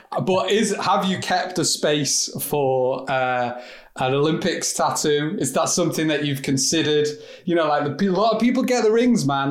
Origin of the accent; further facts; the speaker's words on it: England, United Kingdom; I'm English